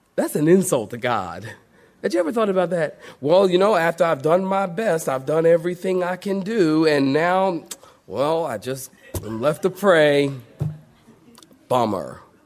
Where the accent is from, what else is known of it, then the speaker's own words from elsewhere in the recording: Philadelphia, Pennsylvania, United States; Philadelphia, my hometown, the city of brotherly love